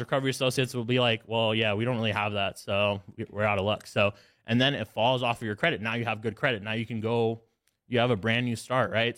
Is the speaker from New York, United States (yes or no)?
no; Alabama, United States; I grew up in Alabama